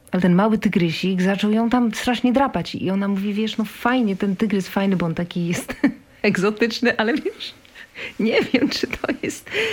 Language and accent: Polish; Warsaw, Masovian Voivodeship, Poland; Ja jestem warszawianka